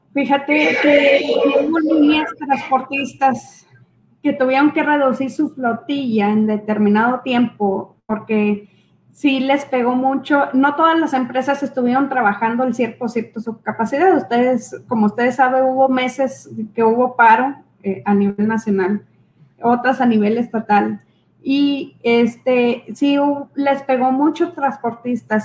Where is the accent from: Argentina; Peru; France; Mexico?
Mexico; los mexicanos